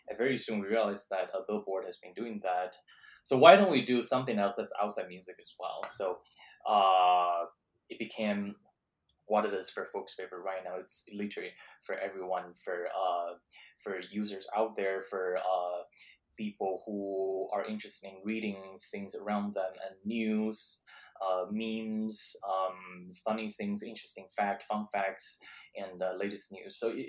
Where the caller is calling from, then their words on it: Boston, Massachusetts, United States; And because we're talking from Boston, and actually there is another casino, Encore, the new casino in Massachusetts